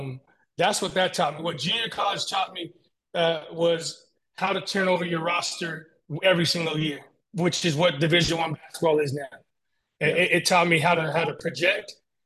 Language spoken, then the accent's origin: English; Tacoma, Washington, United States; moved away as an adult; now in Spokane, United States; growing up in Tacoma